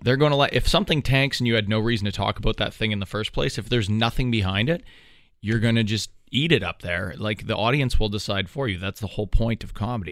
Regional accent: Canada

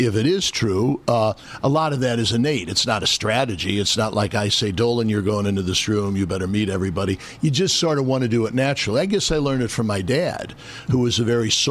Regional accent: Midwest, United States; now in New York, United States; I'm from the Midwest

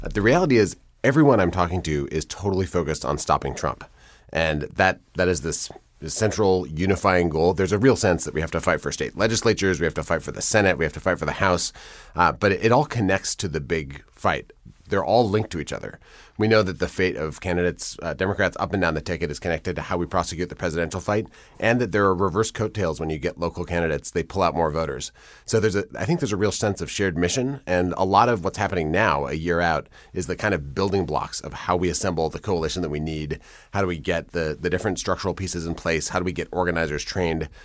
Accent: Madison, Wisconsin, United States; I grew up in Madison, where I, where I live now, and in Wisconsin

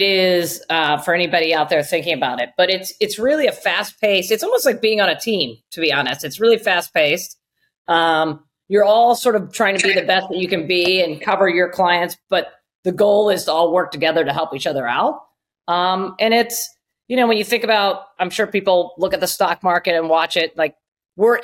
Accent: Southern Ohio, United States; moved away as an adult; also born or lived in Chicago / New York; I grew up in a really small town in Southern Ohio, not far from Kentucky, actually

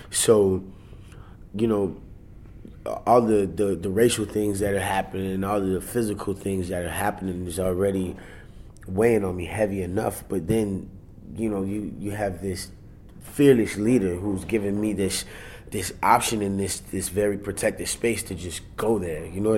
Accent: Germany; born there; I'm an Army brat. My mom did 20 years in the Army. So I was born in Germany.

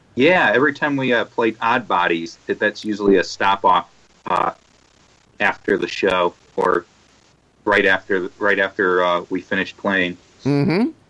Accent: Chicago, Illinois, United States; we're all from Chicago

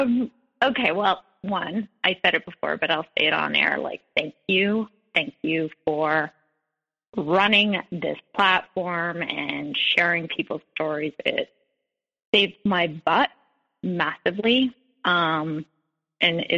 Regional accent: Montreal, Quebec, Canada; now in New York, United States; I'm Canadian. I live in New York, but I'm a Montrealer, and I grew up in a house

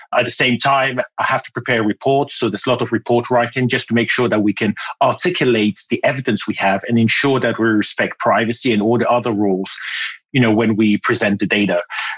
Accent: Ghana; accent: British; moved away; also born or lived in United Kingdom; So I was born in Ghana in West Africa and spent my youth there and later on went to the UK where I learned that I had to have elocution lessons to speak like the Queen. And so I had lessons and my accent became British.

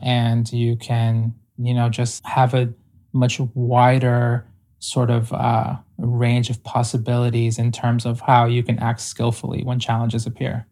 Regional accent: Ecuador; I was born in Ecuador

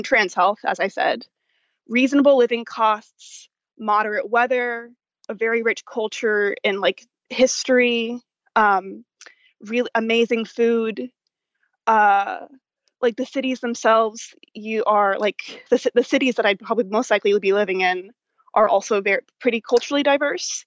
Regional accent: Dallas, Texas, United States; I'm from Dallas, Texas

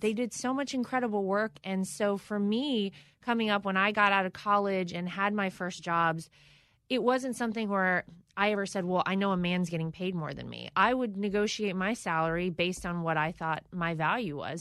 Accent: North Carolina, United States; my home state of North Carolina

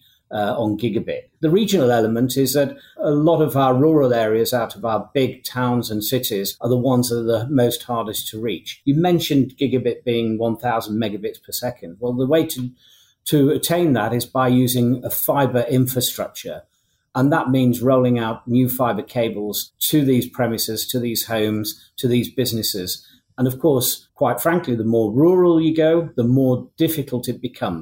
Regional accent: Yorkshire and the Humber, United Kingdom; I'm from North Yorkshire, and in my little village in North Yorkshire

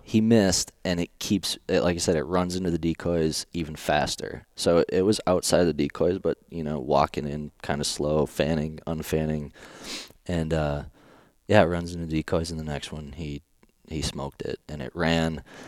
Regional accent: Wisconsin, United States; moved away; also born or lived in La Crosse, Wisconsin; I grew up in Wisconsin, went to college in La Crosse, Wisconsin

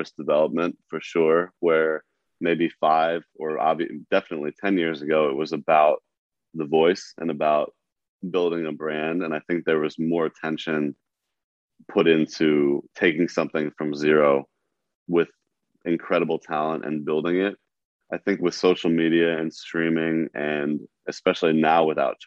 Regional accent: New York, United States; being a New Yorker

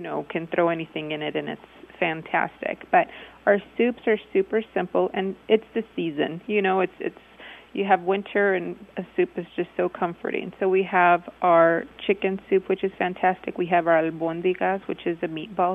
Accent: El Paso, Texas, United States; also born or lived in Austin / San Antonio; we're from El Paso

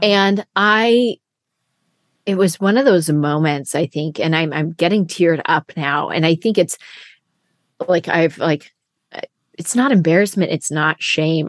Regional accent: Siskiyou County, California, United States; people cared that I was from Siskiyou County

